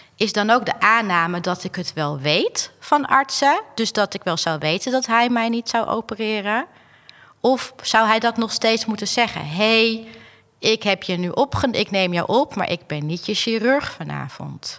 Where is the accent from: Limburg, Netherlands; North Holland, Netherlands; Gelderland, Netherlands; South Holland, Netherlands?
North Holland, Netherlands; Alkmaar; ik kom uit Alkmaar